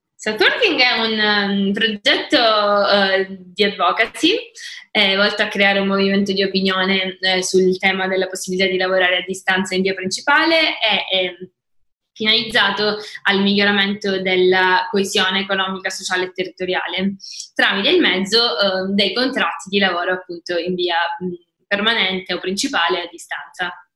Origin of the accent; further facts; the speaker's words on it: Palermo, Sicily, Italy; moved away as an adult; also born or lived in northern Italy / Luxembourg; una ragazza palermitana che ha vissuto per dieci anni fuori, prima al nord e poi all'estero. E adesso ho deciso di tornare in Sicilia